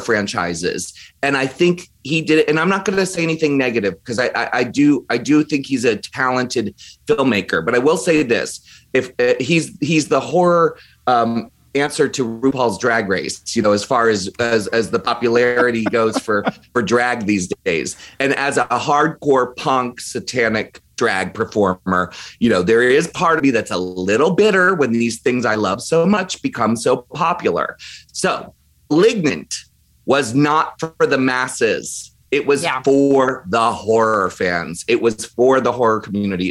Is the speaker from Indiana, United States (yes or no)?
no; Maryland, United States; I grew up in Maryland